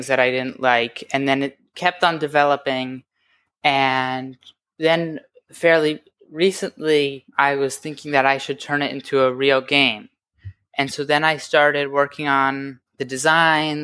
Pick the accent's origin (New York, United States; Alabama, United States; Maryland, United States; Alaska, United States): New York, United States; I'm from New York